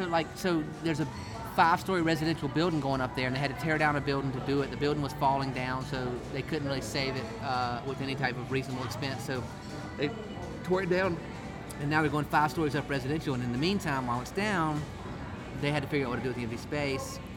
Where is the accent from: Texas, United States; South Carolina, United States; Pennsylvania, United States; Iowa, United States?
South Carolina, United States; Rock Hill; when I grew up in Rock Hill